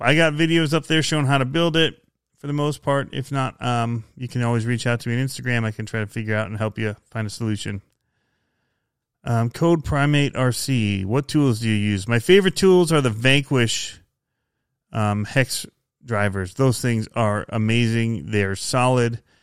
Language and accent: English; outside Ann Arbor, Michigan, United States; I grew up outside of Detroit and Michigan, um, outside of Ann Arbor